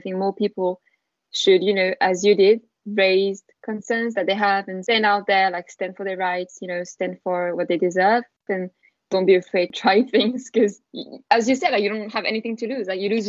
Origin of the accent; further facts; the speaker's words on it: France; English is a second language; moved away as an adult; now in United Kingdom; I came straight from France. So obviously in France, like, I didn't speak English at home. I was just taught English at school.